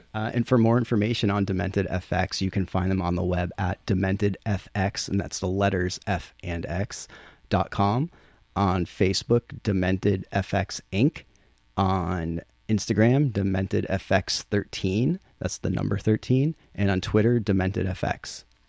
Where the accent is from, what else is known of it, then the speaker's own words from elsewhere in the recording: Chicopee, Massachusetts, United States; moved away; I grew up in Chicopee, which is next to Springfield, Holyoke, Amherst, Northampton